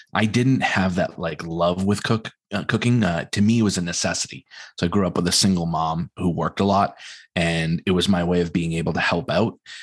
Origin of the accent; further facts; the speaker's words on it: New England, United States; us as New Englanders